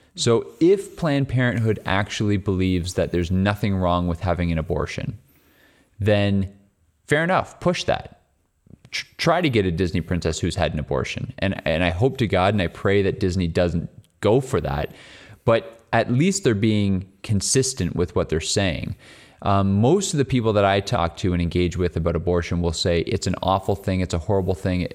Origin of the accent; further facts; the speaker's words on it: Canada; as a Canadian